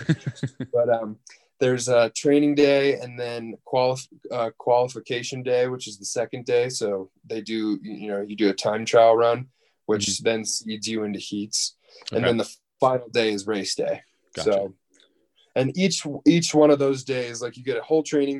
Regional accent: Colorado, United States; also born or lived in Bradford, Pennsylvania / Buffalo, New York; Grew up there. We moved out of there when I was super young. Came to Colorado and I started fourth grade here. So I've been here the majority of my life

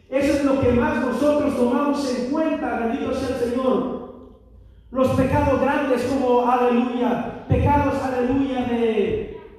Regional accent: Mexico; moved away; al menos yo soy mexicano, yo vengo de otro país

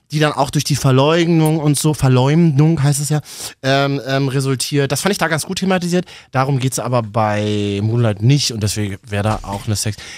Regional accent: Neukölln, Berlin, Germany; Na, ich bin doch in Berlin groß geworden. Ey, wir Neuköllner, wir lernen zuerst Türkisch, dann Deutsch.

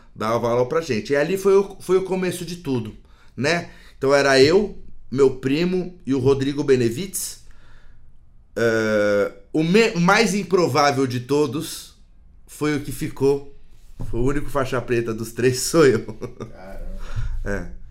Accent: São Paulo, Brazil; sou de São Paulo, né? posso dizer que nasci em uma família privilegiada aqui, né, do, do centro de São Paulo

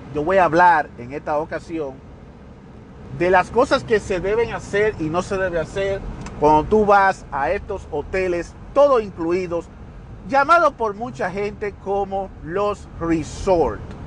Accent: Dominican Republic; now in United States; Independientemente de que yo soy dominicano, pero yo vivo fuera del país, yo no vivo en la República Dominicana, yo resido en los Estados Unidos

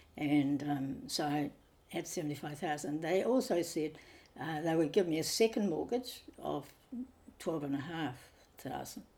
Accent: Nelson, New Zealand; also born or lived in Thailand; now in Auckland, New Zealand; I came from Nelson and the sea was where we spent quite a bit of time

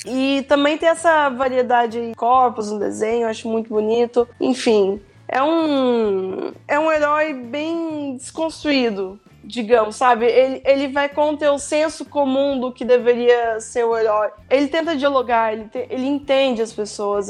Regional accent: Belo Horizonte, Minas Gerais, Brazil; eu sou de BH

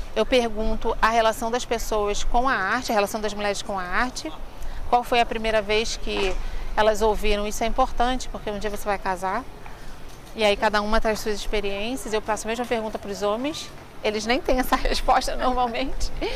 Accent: Rio de Janeiro, Brazil; Eu nasci no Rio de Janeiro, em Madureira, que é o, o, bairro que eu moro ainda até hoje

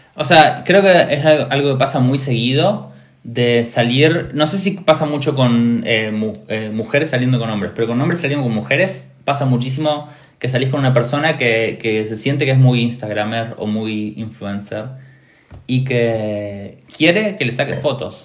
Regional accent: Argentina; yo como argentino

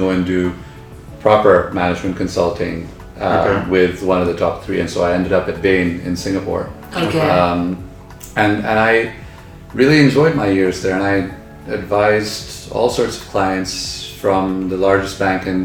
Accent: Dubai, United Arab Emirates; also born or lived in Philadelphia, United States; I was actually born and raised in Dubai

